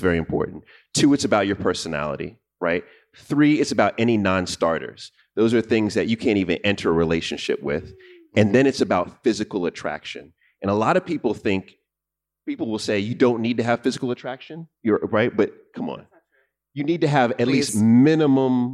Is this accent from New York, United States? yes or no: yes; New York, United States; I'm from New York